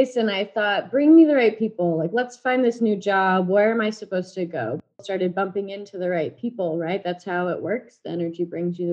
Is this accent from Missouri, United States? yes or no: yes; Blue Springs, Missouri, United States; moved away as an adult; also born or lived in Kansas; now in Dallas, United States; I am currently in Dallas, Texas from Blue Springs, Missouri, right outside Kansas City. So all the Chiefs fans, that's my hometown